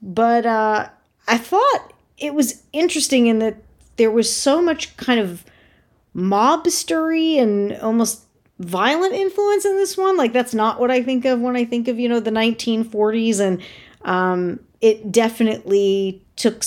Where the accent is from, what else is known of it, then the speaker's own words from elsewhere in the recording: Connecticut, United States; I am from Connecticut